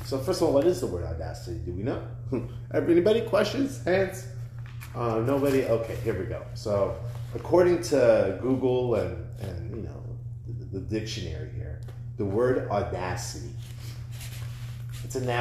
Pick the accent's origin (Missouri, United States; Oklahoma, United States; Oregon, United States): Oregon, United States; Portland; I'm from Portland. That's my city